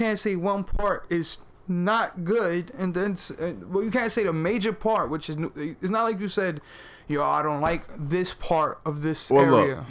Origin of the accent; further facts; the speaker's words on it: New York, United States; I'm from New York.